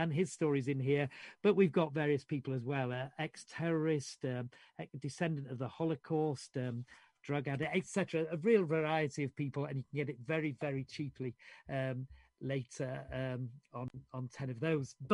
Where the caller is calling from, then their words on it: Yorkshire and the Humber, United Kingdom; in case you don't know, I'm, I'm speaking from Yorkshire.